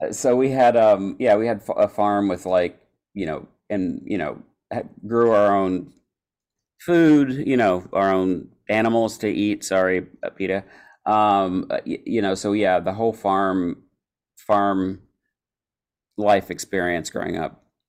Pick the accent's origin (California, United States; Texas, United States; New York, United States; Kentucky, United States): Kentucky, United States; Eastern; also born or lived in Florida; I was born in Florida, but I moved to Kentucky when I was really young. So I grew up, grew up in Kentucky